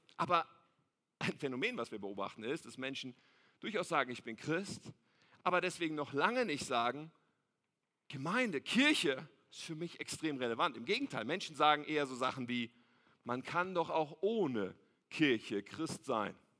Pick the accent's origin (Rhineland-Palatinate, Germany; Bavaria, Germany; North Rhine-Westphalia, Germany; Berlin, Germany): North Rhine-Westphalia, Germany; Ennepetal; ich bin aufgewachsen in Ennepetal.